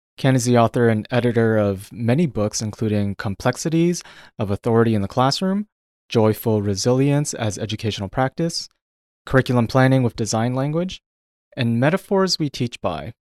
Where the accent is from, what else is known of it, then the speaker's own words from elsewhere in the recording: Toronto, Ontario, Canada; now in British Columbia, Canada; I come from Toronto